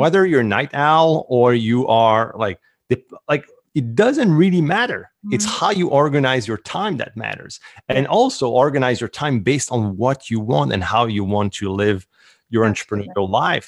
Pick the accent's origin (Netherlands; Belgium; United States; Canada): Canada; accent: French Canadian; English is a second language; I'm French Canadian. So the accent, this is where it's coming from.